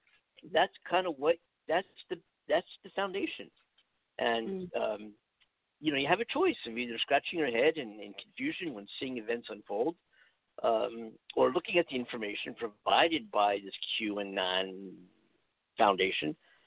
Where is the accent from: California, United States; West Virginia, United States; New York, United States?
California, United States; even somebody here in my home state, Mike Cargill in California